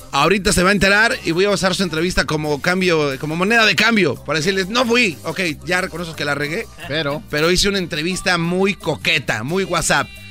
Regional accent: Mexico City, Mexico; somos del DF

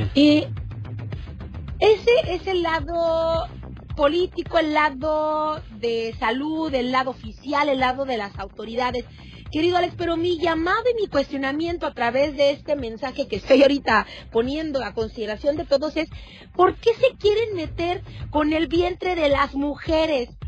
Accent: Mexico; somos mexicanas en pleno 2022

